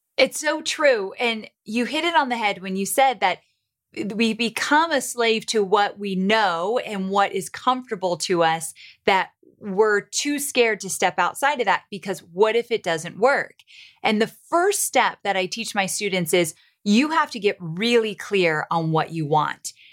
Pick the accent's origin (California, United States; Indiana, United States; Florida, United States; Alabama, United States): California, United States; Southern; moved away as an adult; also born or lived in Santa Barbara; now in Nashville, United States; I am born and raised in Southern California, went to school in Santa Barbara